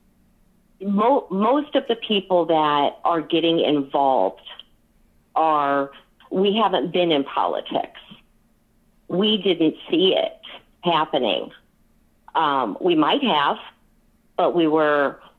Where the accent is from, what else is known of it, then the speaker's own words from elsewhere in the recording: Moline, Illinois, United States; I am born and raised in Moline. Graduated from Moline High School, went to Blackhawk College. So I am originally from here